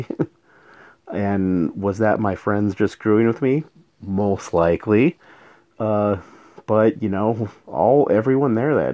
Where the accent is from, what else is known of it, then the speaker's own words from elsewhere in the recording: New Mexico, United States; moved away; I'm from New Mexico originally